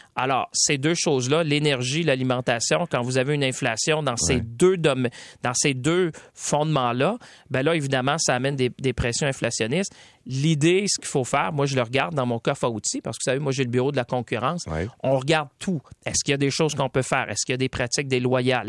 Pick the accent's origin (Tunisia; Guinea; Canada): Canada; Quebec; ici chez nous au Québec